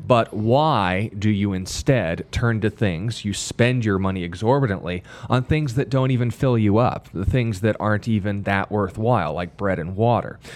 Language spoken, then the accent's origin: English; United States; I'm an American